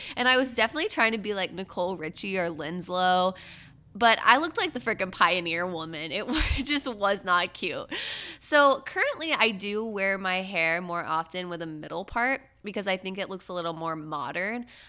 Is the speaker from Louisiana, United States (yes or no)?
no; Brevard County, Florida, United States; I'm from Countdown County, three two one, Space Coast, Kennedy Space Center